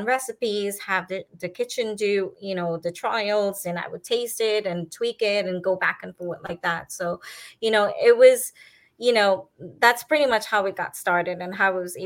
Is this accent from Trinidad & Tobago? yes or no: yes; Trinidad & Tobago; now in Miami, United States; I am fifth generation Indian from Trinidad.